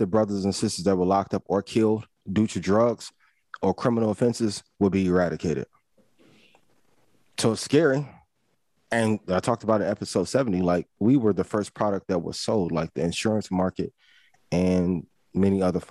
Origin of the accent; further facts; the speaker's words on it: East Chicago, Indiana, United States; I'm from East Chicago, Indiana. I grew up 5 minutes from Gary, right?